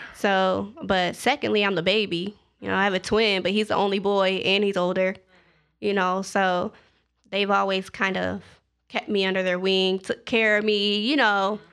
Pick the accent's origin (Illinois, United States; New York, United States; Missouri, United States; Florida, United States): Illinois, United States; Zion; moved away as an adult; also born or lived in Edwardsville, Illinois / Atlanta, Georgia; I am from Zion, Illinois